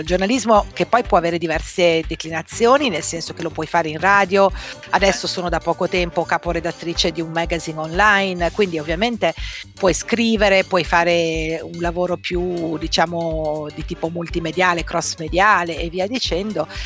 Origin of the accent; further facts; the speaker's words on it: Treviso, Veneto, Italy; moved away; io sono di Treviso, non volevo restare a Treviso